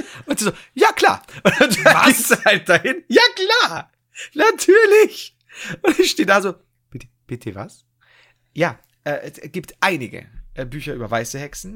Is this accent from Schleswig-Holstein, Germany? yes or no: no; Bavaria, Germany; ich komme aus Bayern